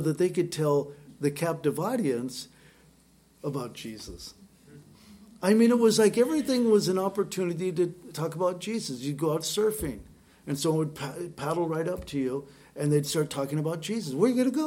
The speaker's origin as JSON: {"language": "English", "region": "Southern California", "country": "United States", "tie": "born or raised there", "said": "Growing up in Southern California, we had access to all sorts of bizarre things"}